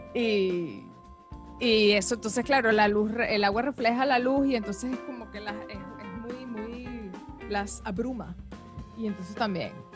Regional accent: Caracas, Capital District, Venezuela; now in Australia; yo sí soy de Caracas

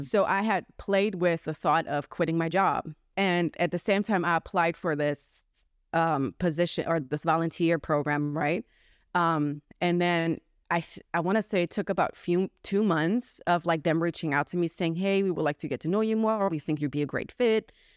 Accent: Germany; moved away as an adult; now in United States; I was born and raised in Germany

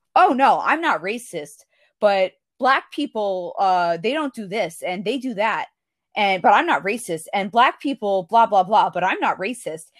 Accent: United States; I'm from the United States. I'm white

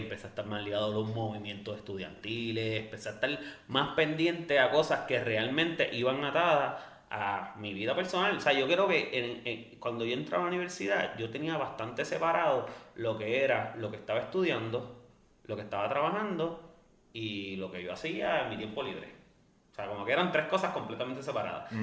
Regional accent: Bayamón, Puerto Rico; also born or lived in Loíza / Canóvanas; Yo soy de Bayamón, Santa Juanita, cuarta sección

